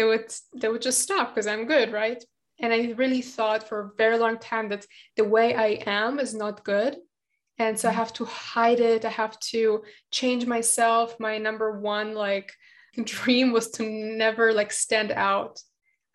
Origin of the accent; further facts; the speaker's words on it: Germany; English is a second language; also born or lived in Latvia; now in Israel; I was born in Latvia and it was like all sunshine and rainbows in my opinion, like my childhood. And then we moved to Germany